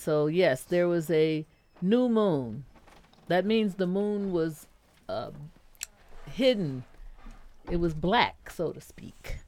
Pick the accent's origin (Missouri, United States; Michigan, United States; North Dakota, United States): Michigan, United States; Detroit; I grew up here in Detroit with uh, a lot of people who could sing well